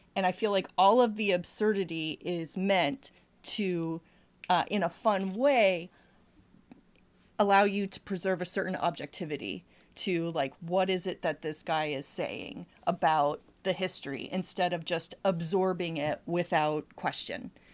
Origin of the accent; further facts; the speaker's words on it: New England, United States; I'm from New England